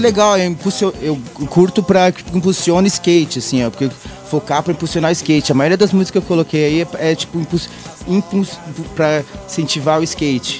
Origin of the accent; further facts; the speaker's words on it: Brazil; accent: Latin; moved away as an adult; also born or lived in United States; Agora eu volto pro Brasil aqui